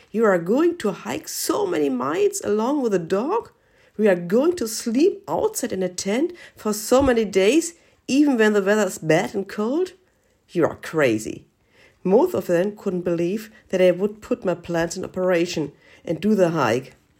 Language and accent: English; Germany; from Germany.